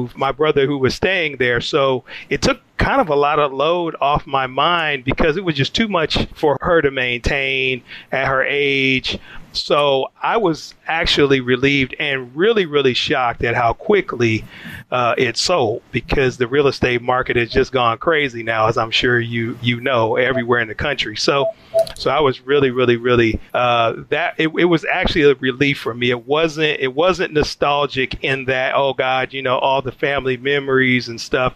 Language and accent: English; Detroit, Michigan, United States; moved away; Detroit, Michigan. Born and raised in Detroit, Michigan.